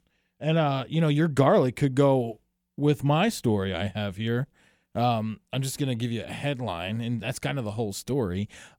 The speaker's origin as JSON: {"language": "English", "region": "New Jersey", "country": "United States", "said": "I'm from New Jersey."}